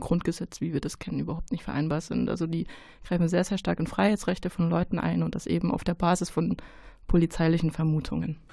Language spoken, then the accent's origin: German; Saxony, Germany; now in Cologne, Germany; ich bin in Sachsen geboren, äh, meine Eltern leben da.